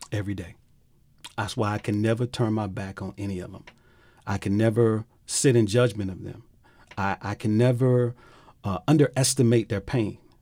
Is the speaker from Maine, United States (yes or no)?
no; Miami, Florida, United States; I grew up in Liberty City